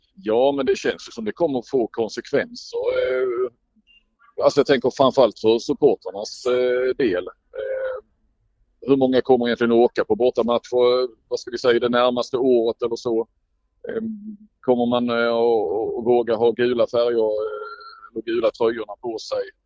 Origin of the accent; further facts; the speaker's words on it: Sweden; jag var svensk